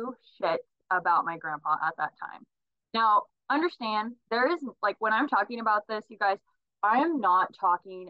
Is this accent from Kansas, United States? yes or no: yes; Reading / Osage City, Kansas, United States; In seventh grade, really, we moved from Reading to Osage, so it's like 15 miles away. Reading was a nice place in between Emporia and Osage